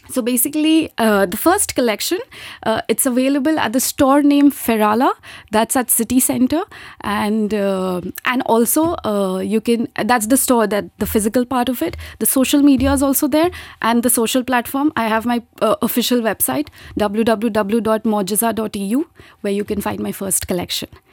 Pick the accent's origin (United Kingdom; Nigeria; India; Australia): India; moved away as an adult; now in Luxembourg; was pursuing chartered accountancy back in my home country, India. And then I got married. I migrated here in Luxembourg